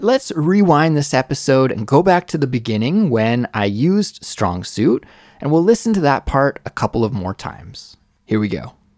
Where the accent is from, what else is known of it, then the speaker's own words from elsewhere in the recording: Western Canada, Canada; moved away as an adult; also born or lived in Mississauga, Ontario; now in South Korea; I only lived in Mississauga for a few years before my family moved to Western Canada